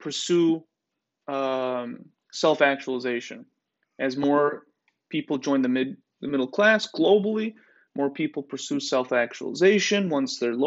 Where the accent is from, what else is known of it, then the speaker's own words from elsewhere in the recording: United States; Aren't we so blessed to be Americans